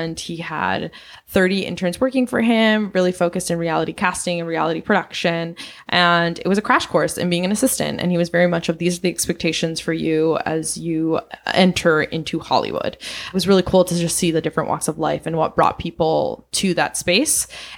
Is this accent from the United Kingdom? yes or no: no; Venezuela; also born or lived in Southeast Asia; now in United States; I'm originally from Venezuela, and I grew up in Southeast Asia. I moved to the United States in 2002 and went to a boarding school